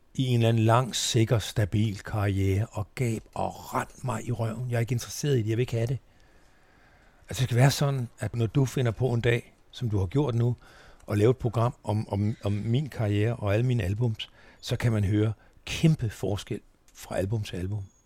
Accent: Tønder, Southern Denmark, Denmark; moved away; also born or lived in Sønderborg / Nørrebro, Copenhagen / Nyborg / Langeland; Tønder, min ungdomsby

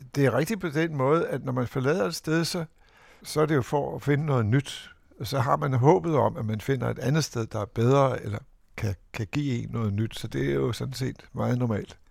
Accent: Copenhagen, Capital Region of Denmark, Denmark; København husker jeg som noget mørkt og modbydeligt og, og larmende

